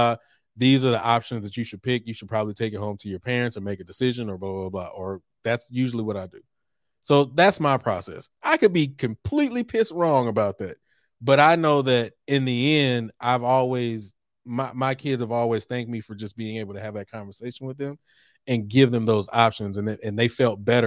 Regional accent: Texas, United States; moved away as an adult; also born or lived in Norfolk, Virginia; I came from Texas and went to Norfolk State

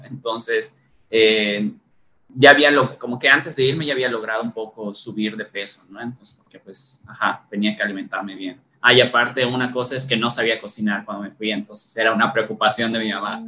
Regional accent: Valladolid, Yucatán, Mexico; also born or lived in Isla Mujeres, Quintana Roo / Spain; nos movimos desde que yo era bebé a, a Valladolid, ¿no? Y pues nada, prácticamente toda mi vida he crecido aquí

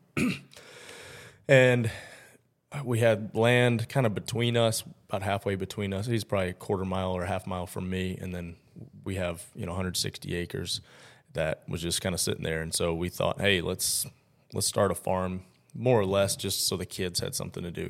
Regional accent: Tennessee, United States; also born or lived in Mount Clemens, Michigan; we moved here when I was four, though, so Tennessee is home for me

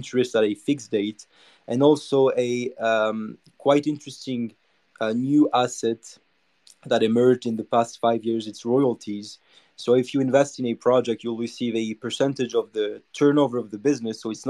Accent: Monaco; I'm from Monaco

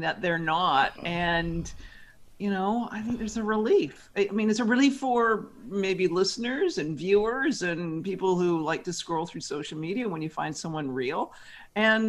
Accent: Victoria, British Columbia, Canada; moved away as an adult; also born or lived in Toronto, Canada; now in New York, United States; I grew up in Victoria, British Columbia, Canada

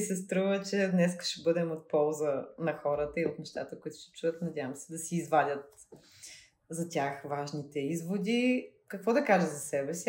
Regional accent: Veliko Tarnovo, Veliko Tarnovo Province, Bulgaria; като дете, което е от малък град, аз съм от Велико Търново

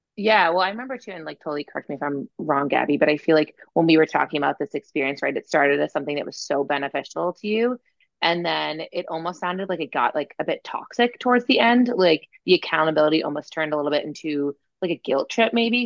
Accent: Massachusetts, United States; I'm like from Massachusetts originally

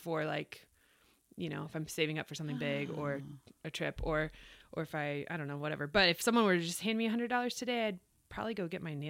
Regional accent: Frisco, Texas, United States; also born or lived in Dallas, Texas; I am a true Frisco person.

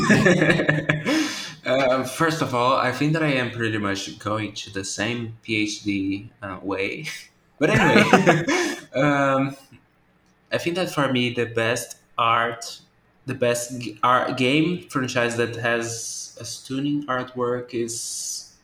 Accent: Brazil; English is a second language; I'm from Brazil. English is not my first language

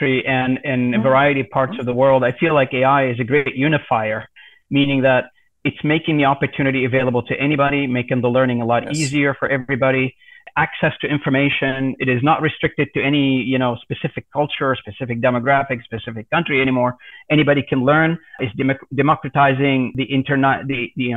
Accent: Canada; I'm from Canada

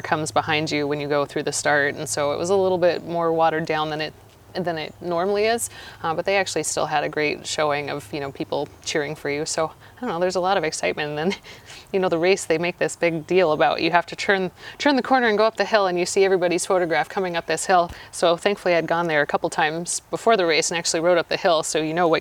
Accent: Montana, United States; moved away; I'm from Montana

